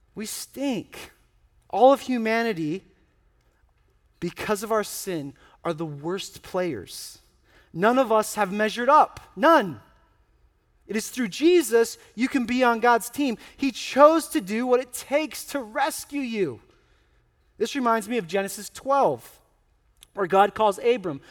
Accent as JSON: {"language": "English", "country": "United States", "said": "I'm an American"}